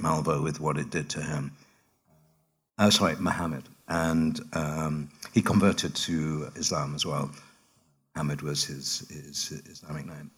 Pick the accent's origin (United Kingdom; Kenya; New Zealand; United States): United Kingdom; I work in London, I'm British